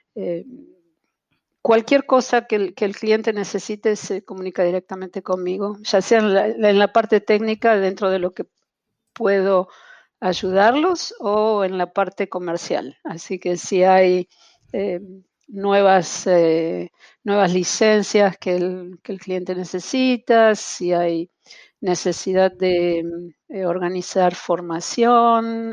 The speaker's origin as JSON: {"language": "Spanish", "region": "Buenos Aires", "country": "Argentina", "accent": "porteño", "moved": "as an adult", "lives_now": "Montreal, Canada", "said": "sigo, sigo siendo tan porteña como el mate amargo. Eh, no, han podido, no han podido con mi acento"}